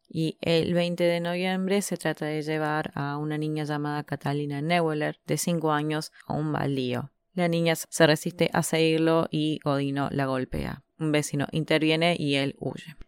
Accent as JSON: {"language": "Spanish", "country": "Argentina", "said": "quienes somos de Argentina"}